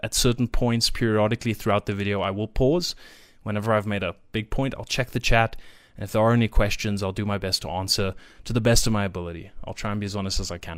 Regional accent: South Africa; I live in South Africa, which will come up I'm, I'm South African, I should say, born and raised

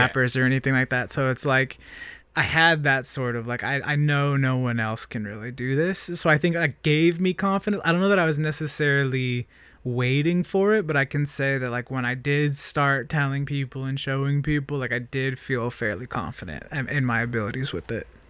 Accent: Springfield, Oregon, United States; I grew up in Springfield, Oregon.

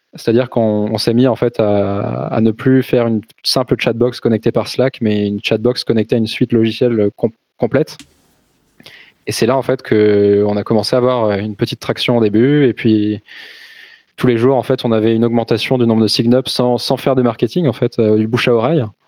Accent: Brittany, France; je suis né en Bretagne

